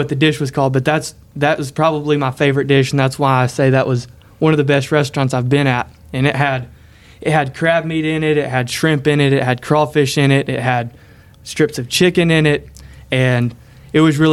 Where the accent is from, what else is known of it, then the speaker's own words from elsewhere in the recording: Shreveport, Louisiana, United States; I'm from Shreveport, Louisiana